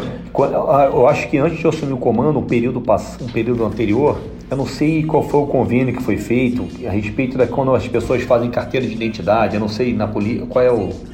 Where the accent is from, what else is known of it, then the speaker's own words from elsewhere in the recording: Rio de Janeiro, Brazil; moved away as an adult; now in Paranaguá, Brazil; eu sou carioca mesmo assim